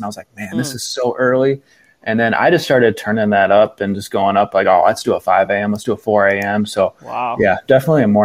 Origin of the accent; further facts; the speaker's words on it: Norwalk, Ohio, United States; also born or lived in Tiffin, Ohio; I was born and raised in Norwalk, Ohio, kind of south of, like, Lake Erie